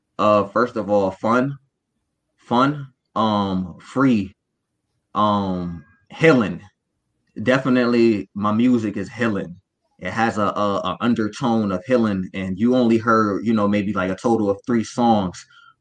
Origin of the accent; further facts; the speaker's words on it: Buffalo, New York, United States; You know, I'm coming from Buffalo, New York.